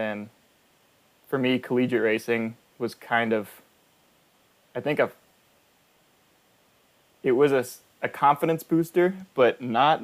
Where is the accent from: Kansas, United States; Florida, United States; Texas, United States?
Texas, United States; Houston; I'm from Houston